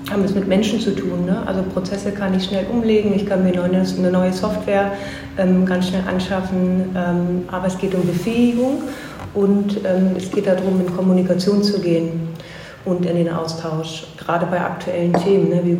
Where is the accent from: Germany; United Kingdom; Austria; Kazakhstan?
Germany; Lower Saxony; now in Bremen, Germany; Tatsächlich ähm, bin ich vor drei Jahren hier nach Bremen gekommen und ich komme aus der Region Braunschweig-Wolfsburg.